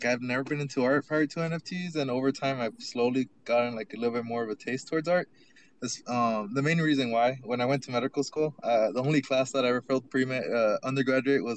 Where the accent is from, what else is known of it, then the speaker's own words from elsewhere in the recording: El Paso, Texas, United States; I'm from El Paso